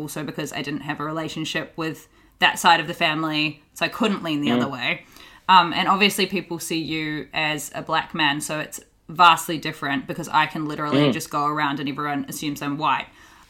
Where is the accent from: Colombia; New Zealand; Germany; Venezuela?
New Zealand; I grew up with a white mum and a brown dad. I'm from New Zealand and he's Māori, which is our Indigenous people. And I'm mixed race, but I got my mum's skin.